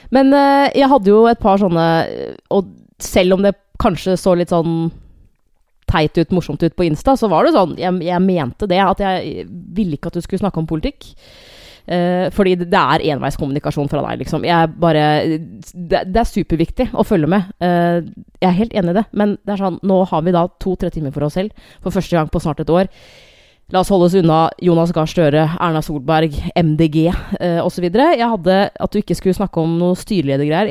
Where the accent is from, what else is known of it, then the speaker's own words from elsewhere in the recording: Hamar, Innlandet, Norway; moved away; jeg er jo fra Hamar, og jeg veit jo at siden jeg flytta i 2007